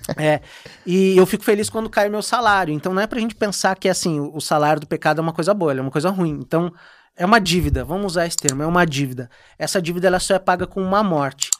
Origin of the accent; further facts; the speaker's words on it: Viamão, Rio Grande do Sul, Brazil; pro pessoal de Viamão, lá da minha igreja, onde eu me criei, cresci